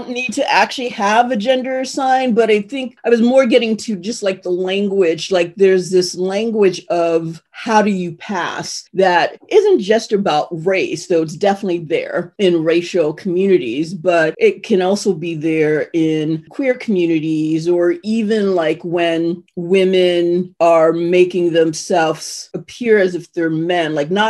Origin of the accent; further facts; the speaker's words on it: Ohio, United States; I'm from Ohio, but I have a speech defect.